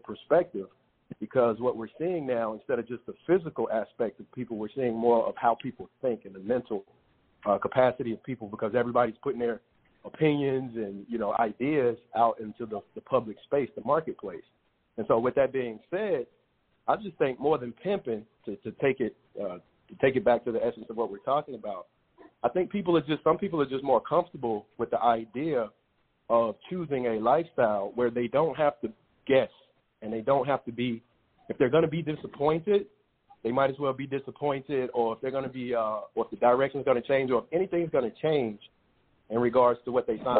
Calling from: Dallas, Texas, United States; I'm calling from Dallas.

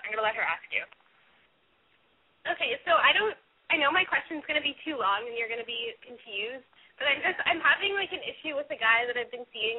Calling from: Austin, Texas, United States; I'm calling with my friend …, and we're from Austin, Texas, and we're both 19.

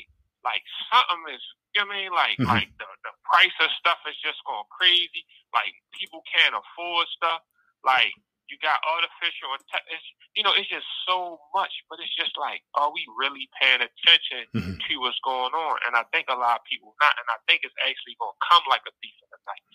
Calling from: Baltimore, Maryland, United States; from Baltimore.

